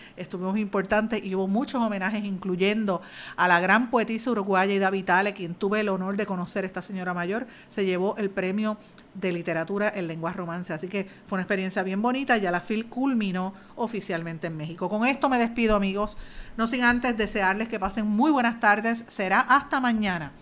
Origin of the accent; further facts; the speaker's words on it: Puerto Rico; nosotros como puertorriqueños